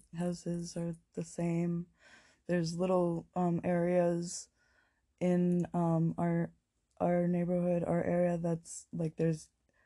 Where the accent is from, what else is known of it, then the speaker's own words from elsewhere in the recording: Toronto, Ontario, Canada; when I was growing up in St. Jamestown, I lived, this was many, many years ago, so I can say that I lived in 200 Wellesley, in Toronto.